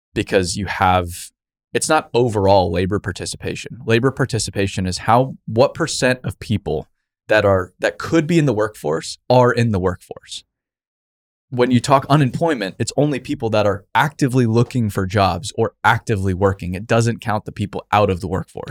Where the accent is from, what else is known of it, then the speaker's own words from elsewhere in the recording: Arizona, United States; growing up in Arizona